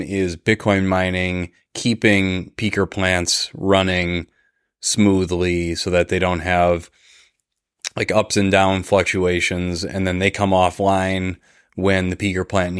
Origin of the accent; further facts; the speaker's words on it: Midwest, United States; I'm from the Midwest. I'm in Minnesota